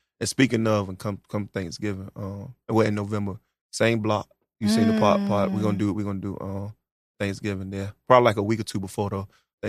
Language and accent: English; Norfolk, Virginia, United States; also born or lived in Villa Heights, Norfolk; growing up out Park Place, though